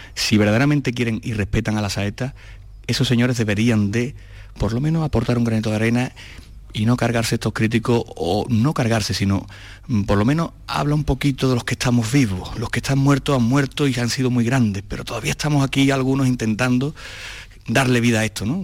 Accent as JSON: {"language": "Spanish", "town": "Seville", "region": "Andalusia", "country": "Spain", "said": "como sevillano que soy"}